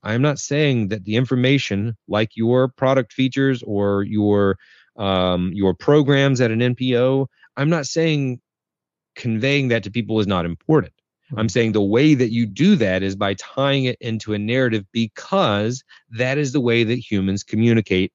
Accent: North Carolina, United States; I'm from North Carolina in the States

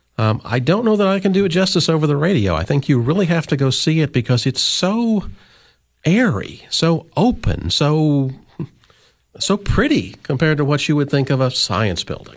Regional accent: Illinois, United States; moved away as an adult; also born or lived in New York / Ohio; now in Cookeville, United States; I grew up in Illinois.

